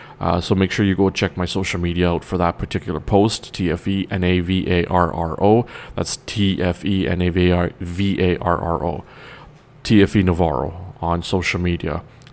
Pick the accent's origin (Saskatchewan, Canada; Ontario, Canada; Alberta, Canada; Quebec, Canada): Ontario, Canada; Toronto; I am from Toronto, Canada, being that I'm also Trinidadian. I am a Canadian Trinidadian, if you want to put it more accurately.